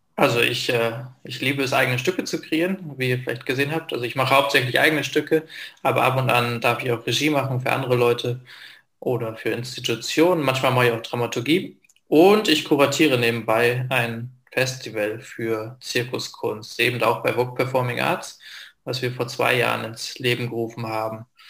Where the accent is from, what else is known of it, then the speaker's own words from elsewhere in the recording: Lingen, Lower Saxony, Germany; now in Austria; in Lingen, das ist eine kleinere Stadt in Norddeutschland, wo ich aufgewachsen bin